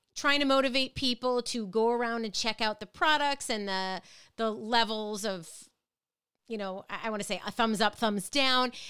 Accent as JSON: {"language": "English", "region": "Minnesota", "country": "United States", "tie": "born or raised there", "moved": "yes", "lives_now": "Connecticut, United States", "said": "Growing up in Minnesota"}